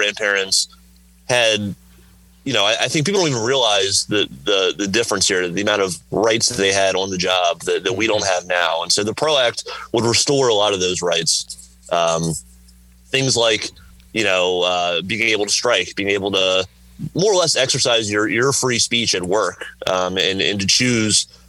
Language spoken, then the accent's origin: English; Southern Virginia, United States; moved away; I grew up in Southern Virginia on a tobacco farm